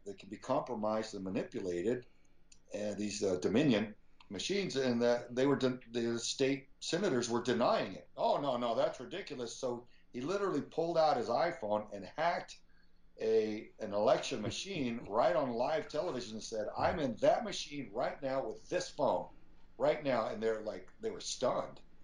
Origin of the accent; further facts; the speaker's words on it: Spring, Texas, United States; my mm-hmm. dad was a very sincere and devout pastor in uh, Spring, Texas. And, and I just grew up around so many quality people